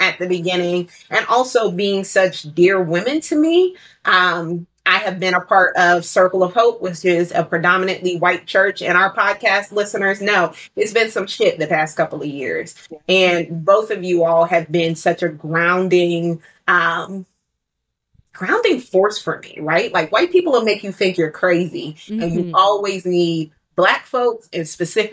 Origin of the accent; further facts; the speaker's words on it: Middletown, Delaware, United States; I grew up in Middletown